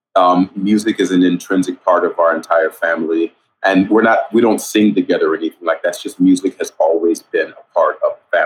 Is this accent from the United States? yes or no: yes; El Paso, Texas, United States; moved away as an adult; Originally, I'm from El Paso, Texas. I went to Bel Air High School